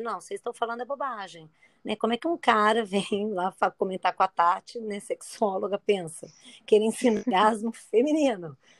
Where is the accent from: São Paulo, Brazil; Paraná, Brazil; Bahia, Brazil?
São Paulo, Brazil; now in Niterói, Brazil; Eu sou de São Paulo, mas há muitos anos moro aqui em Niterói